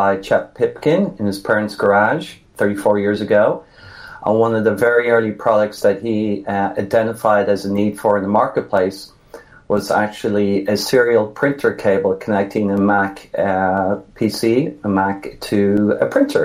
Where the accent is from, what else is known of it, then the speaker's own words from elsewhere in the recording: Dublin, Leinster, Ireland; moved away as an adult; now in United States; I am in the States 31 years. I'm actually from Dublin.